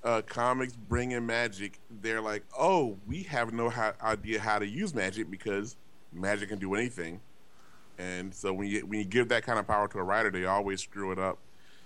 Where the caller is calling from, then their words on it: Glendale, United States; I'm calling from Glendale for Wendell.